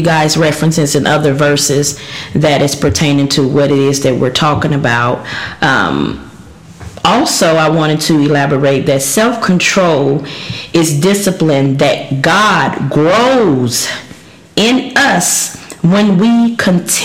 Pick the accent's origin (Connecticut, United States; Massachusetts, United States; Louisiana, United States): Louisiana, United States; I'm from Louisiana. I like food. That's all we do down there